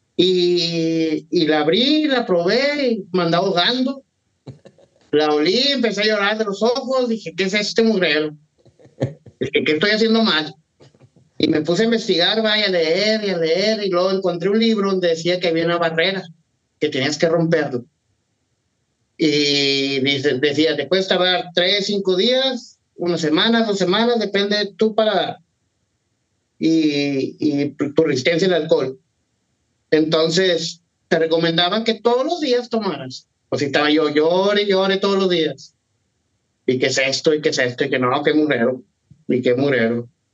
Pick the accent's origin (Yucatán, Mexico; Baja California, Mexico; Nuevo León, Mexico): Nuevo León, Mexico; Monterrey; now in Houston, United States; yo soy de Monterrey, de Monterrey, Nuevo León, México, pero pues, vivo aquí en Houston